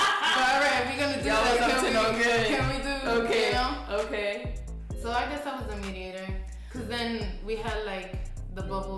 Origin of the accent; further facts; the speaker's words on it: New York City, New York, United States; also born or lived in Upper West Side, New York; growing up in the Heights